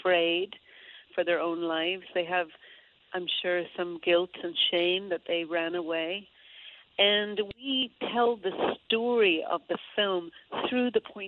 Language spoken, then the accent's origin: English; Derry, Northern Ireland, United Kingdom; accent: Derry; But if I was to get on the phone right now with any of my family in Derry, just thinking about Derry, my accent could come back really strong.